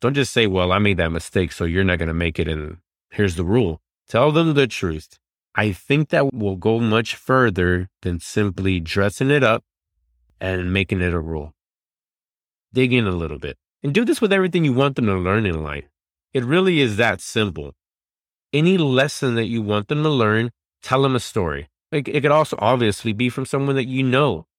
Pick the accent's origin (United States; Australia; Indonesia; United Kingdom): United States; Dallas, Texas; I'm from Dallas